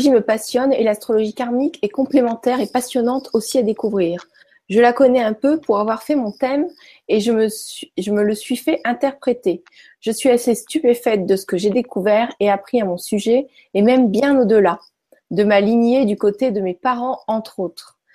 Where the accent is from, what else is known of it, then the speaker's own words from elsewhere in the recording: Pontarlier, Bourgogne-Franche-Comté, France; born there; Je suis née à Pontarlier.